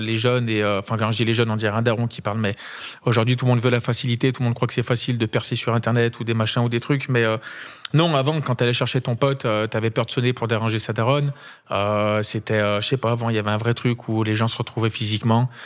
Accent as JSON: {"language": "French", "town": "Saint-Étienne", "region": "Auvergne-Rhône-Alpes", "country": "France", "tie": "born or raised there", "said": "Stéphanois, je suis né à Saint-Etienne"}